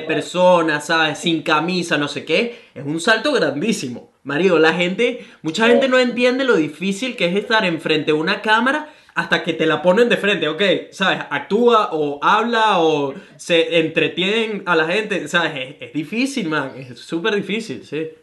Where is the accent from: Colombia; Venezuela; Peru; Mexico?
Venezuela; Caracas, Capital District; now in Gold Coast, Australia; soy un venezolano que vive en Gold Coast, Australia